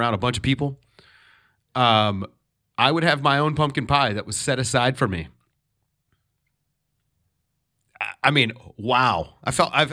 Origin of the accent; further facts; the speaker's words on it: the South, United States; I'm from the South